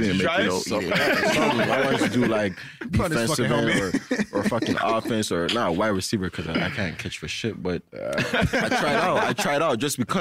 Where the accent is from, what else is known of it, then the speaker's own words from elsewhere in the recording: Brampton, Ontario, Canada; we're all from Brampton